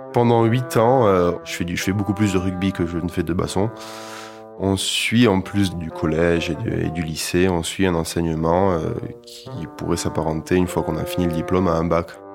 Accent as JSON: {"language": "French", "town": "Toulouse", "region": "Occitania", "country": "France", "said": "Moi, je viens de Toulouse, dans une famille de musiciens"}